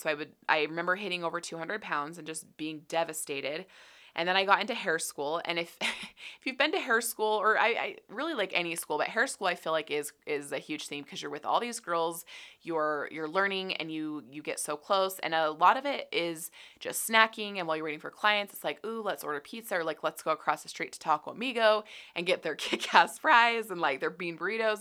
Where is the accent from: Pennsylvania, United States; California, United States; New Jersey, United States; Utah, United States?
Utah, United States; I grew up here in Utah